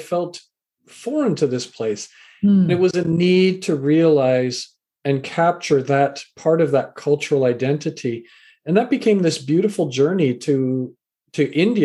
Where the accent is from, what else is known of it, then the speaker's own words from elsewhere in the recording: Vancouver, British Columbia, Canada; also born or lived in England; I was born in England, raised in Canada